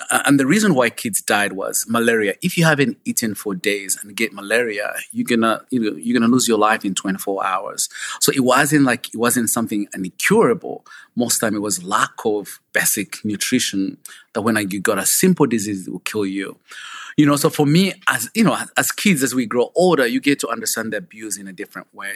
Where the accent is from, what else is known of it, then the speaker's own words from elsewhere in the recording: Kabale, Western Region, Uganda; moved away; I grew up in a small village called Kabale at the border of Uganda and Rwanda